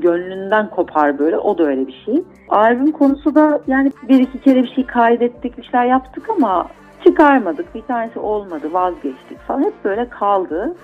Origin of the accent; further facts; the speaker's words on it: Istanbul, Turkey; Bağdat Caddesi'nde büyüdüm